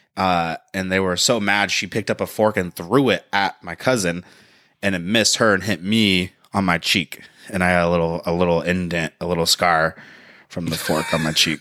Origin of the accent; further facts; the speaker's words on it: United States; I'm American. I love America